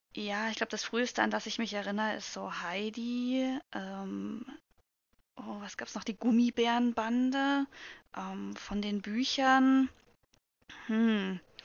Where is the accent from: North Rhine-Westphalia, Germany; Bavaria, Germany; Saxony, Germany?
Saxony, Germany; Also ich komme aus, äh, aus Sachsen